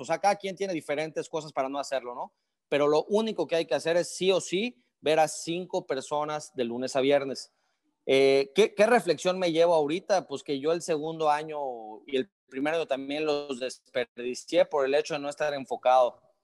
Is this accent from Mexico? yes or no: yes; Yucatán, Mexico; moved away as an adult; Yo soy yucateco, pero me movieron por diferentes partes de, México en la empresa